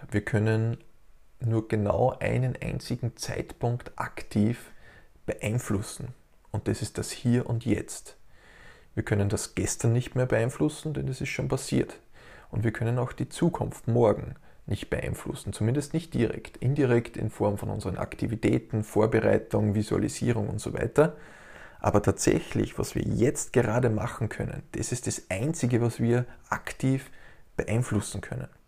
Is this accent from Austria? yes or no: yes; Austria; Und ich darf als Österreicher sagen, dass wir Österreicher ja ein ganz ein begnadetes Jammervolk sind.